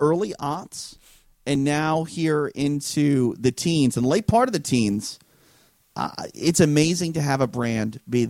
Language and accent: English; Minneapolis, Minnesota, United States; the WCW came to my hometown in Minneapolis.